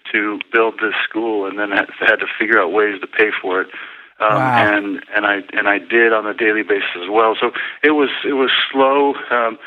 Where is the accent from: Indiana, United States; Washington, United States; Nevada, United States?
Nevada, United States; Las Vegas; on the dusty courts of UNLV in my hometown of Las Vegas